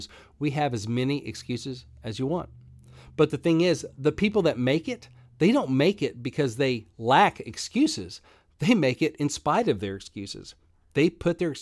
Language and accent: English; Arkansas, United States; I grew up in Arkansas. I didn't grow up in Tennessee